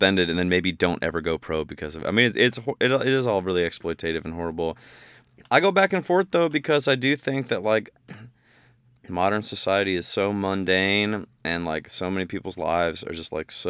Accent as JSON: {"language": "English", "town": "Bowling Green", "region": "Ohio", "country": "United States", "moved": "yes", "said": "I'm from Bowling Green, Ohio."}